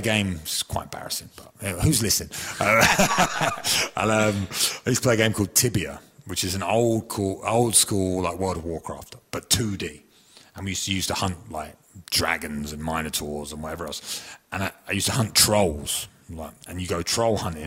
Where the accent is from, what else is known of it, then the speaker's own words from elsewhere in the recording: Chelmsford, East of England, United Kingdom; moved away; I was from Chelmsford in Essex